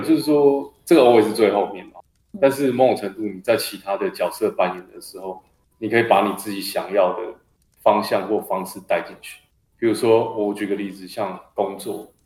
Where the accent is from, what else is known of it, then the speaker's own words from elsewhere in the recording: Taiwan; 我们都是台湾人